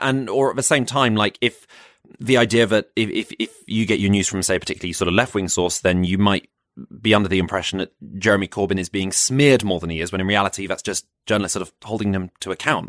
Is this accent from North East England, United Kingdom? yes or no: no; Croydon, London, United Kingdom; also born or lived in West Sussex; I'm from Croydon